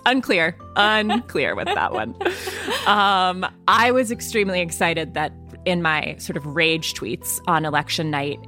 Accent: Georgia, United States; Georgia, which is my home state

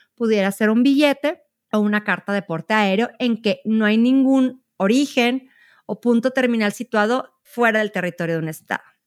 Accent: Mexico; nuestro país

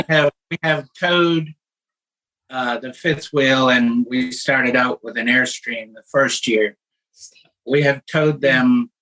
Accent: Maine, United States; moved away; also born or lived in Mobile, Alabama; we grew up in Maine

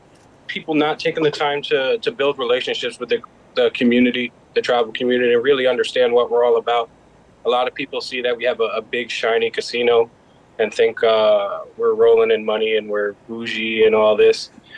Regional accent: Ledyard, Connecticut, United States; also born or lived in Mashantucket, Connecticut / Charlestown, Rhode Island; I'm from the Mashantucket Pequot Tribal Nation. Grew up in southeastern Connecticut, Ledyard and Mashantucket, and Charlestown, Rhode Island as well.

